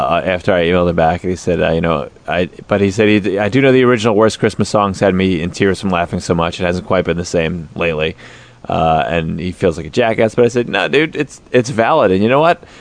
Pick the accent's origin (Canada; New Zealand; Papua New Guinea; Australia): Australia; I'm from Australia, so I've heard nothing terrible.